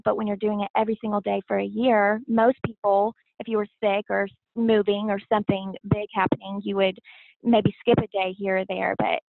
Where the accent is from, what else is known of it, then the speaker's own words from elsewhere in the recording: Tyler, Texas, United States; I grew up in Tyler. So born and raised in Tyler, Texas.